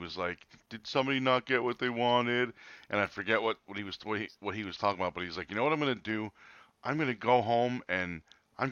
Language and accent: English; New Jersey, United States; I'm from Jersey. I live here